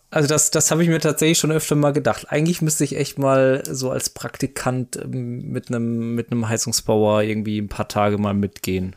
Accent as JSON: {"language": "German", "town": "Mosbach", "region": "Baden-Württemberg", "country": "Germany", "tie": "born or raised there", "accent": "Badisch", "moved": "yes", "lives_now": "Braunschweig, Germany", "said": "aus, aus Mosbach, das ist auch in Bade"}